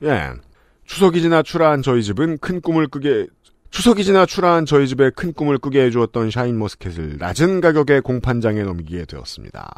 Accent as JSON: {"language": "Korean", "region": "Seoul", "country": "South Korea", "said": "저는 네. 전형적인 서울촌놈이라"}